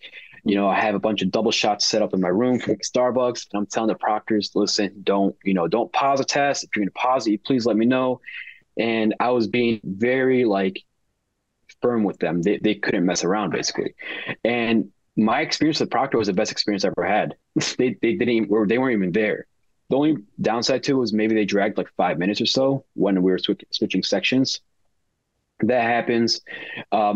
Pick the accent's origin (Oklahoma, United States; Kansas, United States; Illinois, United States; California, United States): Illinois, United States; Chicago; born and raised in Chicago.